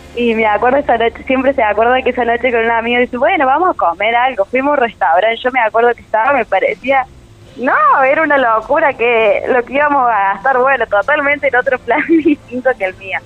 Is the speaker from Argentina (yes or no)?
yes; Almafuerte, Córdoba, Argentina; accent: Cordoba tonada; moved away as an adult; now in Córdoba, Argentina; yo soy de Almofuerte